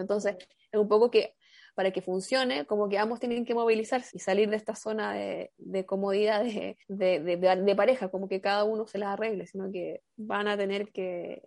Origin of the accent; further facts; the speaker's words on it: Chile; yo soy de Chile